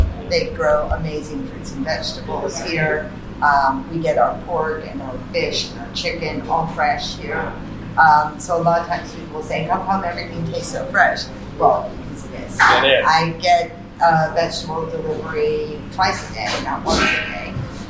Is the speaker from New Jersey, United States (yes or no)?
no; Massachusetts, United States; moved away as an adult; also born or lived in Santo Domingo, Dominican Republic; now in Dominican Republic; I'm originally from Massachusetts in the United States. I came down here in the 90s to work in Santo Domingo.